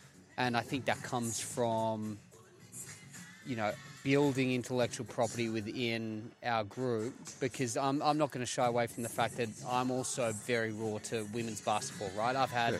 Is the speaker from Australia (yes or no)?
yes; Sydney, New South Wales, Australia; moved away as an adult; also born or lived in Memphis, United States; So I'm from Sydney originally